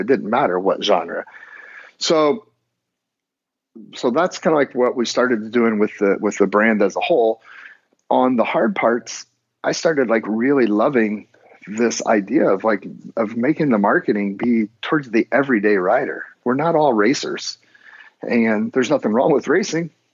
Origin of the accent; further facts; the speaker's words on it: Indiana, United States; moved away; I grew up out there in the Midwest